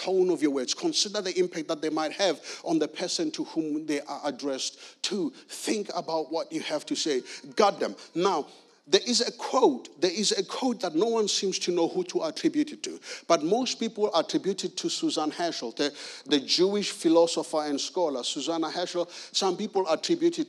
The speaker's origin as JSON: {"language": "English", "country": "South Africa", "tie": "born or raised there", "moved": "yes", "lives_now": "Guildford, United Kingdom", "said": "I'm originally from South Africa, born and raised in South Africa."}